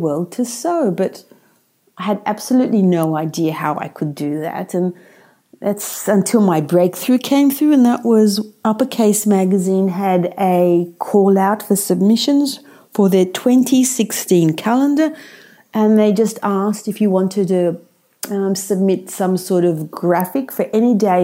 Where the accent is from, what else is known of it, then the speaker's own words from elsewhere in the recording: Australia; also born or lived in Sydney, Australia; I live in Sydney, Australia